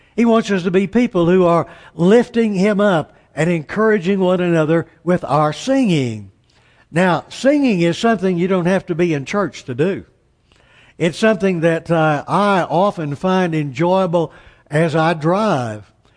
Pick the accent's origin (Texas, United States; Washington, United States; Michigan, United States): Texas, United States; Amarillo; I'm from Amarillo, Texas